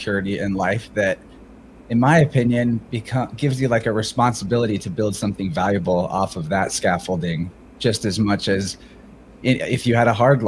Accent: Midwest, United States; I'm like the type of 31-year-old male that you would have expected everything about their life journey growing up in the Midwest.

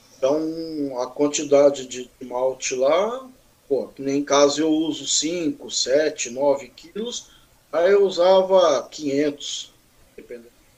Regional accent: Mogi das Cruzes, São Paulo, Brazil; sou natural daqui de, da cidade vizinha aqui, Mogi das Cruzes

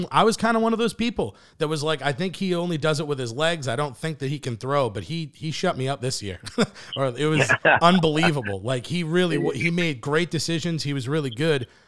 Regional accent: Boston, Massachusetts, United States; I'm from Boston

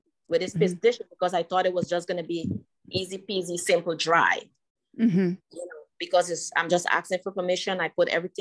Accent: Guyana; moved away; when I was growing up in Guyana

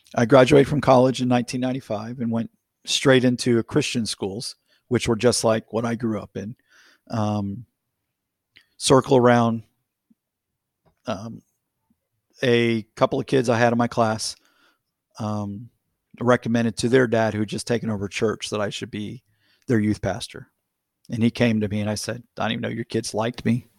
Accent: Florida, United States; my life was immerged in basically a, a closed community in the middle of a small city in Florida

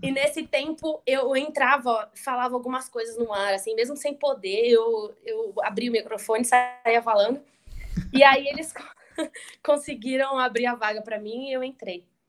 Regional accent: Indaiatuba, São Paulo, Brazil; eu sou de Indaiatuba

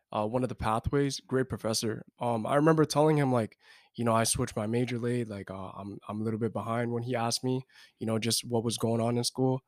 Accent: New York City, New York, United States; moved away; I'm from New York City, uh, specifically in Brooklyn

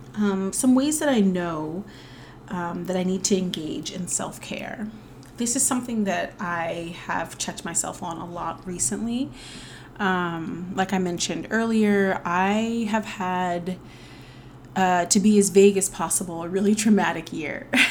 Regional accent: the South, United States; I am a Southerner

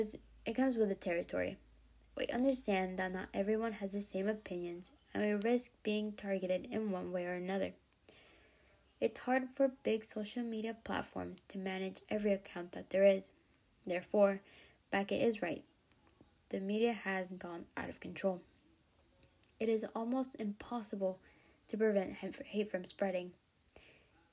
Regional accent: the South, United States; also born or lived in Mexico; We made the big move when I was only 3 years old, and though it was difficult, I have grown up in the South practically my whole life

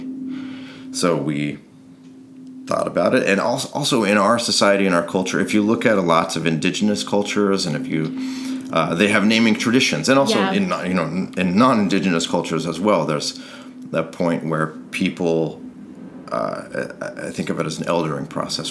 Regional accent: rural Idaho, United States; moved away; So I grew up in rural Idaho, a town of 450 people

